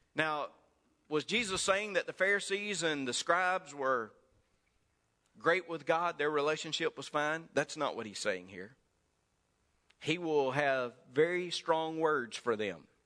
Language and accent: English; Mississippi, United States; accent: Mississippi; my Mississippi accent